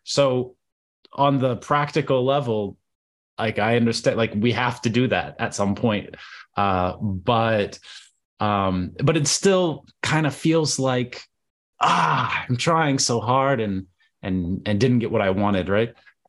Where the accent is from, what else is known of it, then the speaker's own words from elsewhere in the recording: United States; first language English; also born or lived in Russia; I'm American, and I always grew up like hearing people do that if they heard an accent